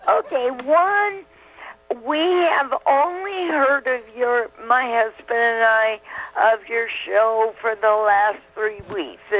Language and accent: English; Brigham City, Utah, United States; also born or lived in California; I moved to Brigham City from California when I was nine.